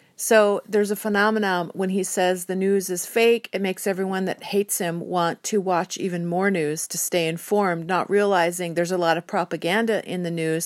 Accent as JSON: {"language": "English", "country": "United States", "said": "I'm an American citizen"}